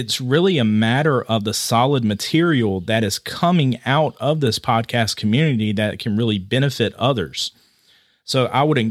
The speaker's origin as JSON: {"language": "English", "region": "Georgia", "country": "United States", "moved": "yes", "lives_now": "Ohio, United States", "said": "I'm from Georgia, now living in Ohio."}